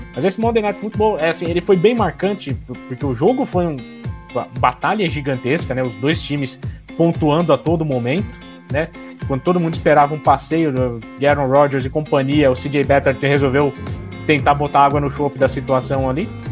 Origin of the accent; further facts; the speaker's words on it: ABC Paulista, São Paulo, Brazil; Eu sou da ABC Paulista